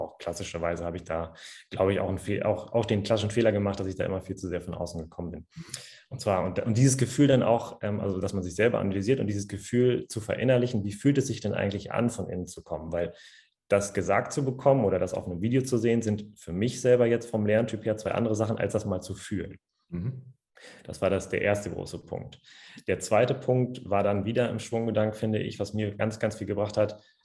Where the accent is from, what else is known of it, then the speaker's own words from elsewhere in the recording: Cloppenburg, Lower Saxony, Germany; moved away as an adult; now in Hanover, Germany; komme gebürtig aus dem schönen Kloppenburg, kinderreichster Landkreis Deutschlands tatsächlich, in Niedersachsen.